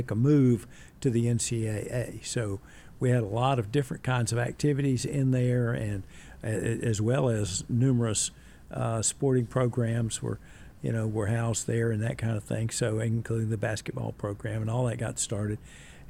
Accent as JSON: {"language": "English", "town": "Daytona Beach", "region": "Florida", "country": "United States", "tie": "born or raised there", "also_born_or_lived": "Mulberry, Florida", "moved": "as an adult", "lives_now": "Rock Hill, United States", "said": "I was born in Florida"}